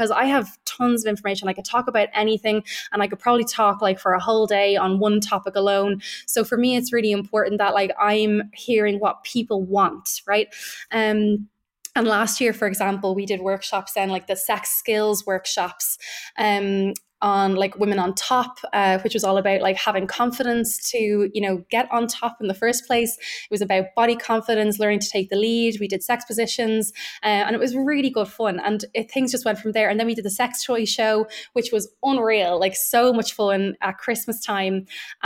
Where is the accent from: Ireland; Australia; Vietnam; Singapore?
Ireland; being Irish, we know what weight, right, our kind of Catholic guilt and our Catholic shame